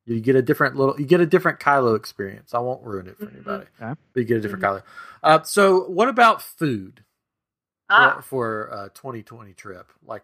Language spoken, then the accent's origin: English; Tennessee, United States; Yeah, yeah. I'm from Tennessee.